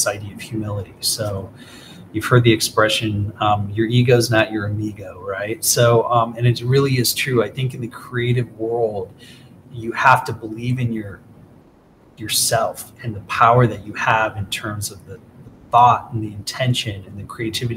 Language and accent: English; Aurora, Illinois, United States; I grew up in Aurora, Illinois